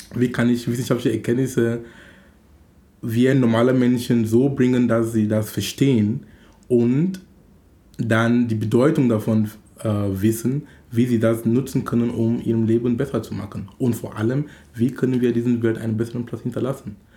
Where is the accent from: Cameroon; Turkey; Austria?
Cameroon; now in Hamburg, Germany; in Kamerun, wo ich herkomme